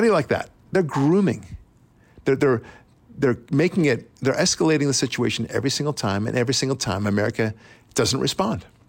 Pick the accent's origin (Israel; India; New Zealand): Israel; also born or lived in United States; as an Israeli, but also as an American